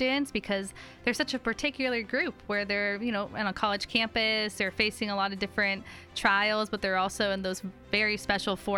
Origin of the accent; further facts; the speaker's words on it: California, United States; now in Portland, United States; I'm from California originally